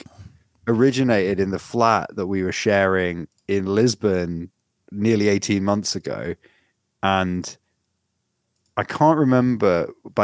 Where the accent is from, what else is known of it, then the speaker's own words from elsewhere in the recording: Australia; I'm Australian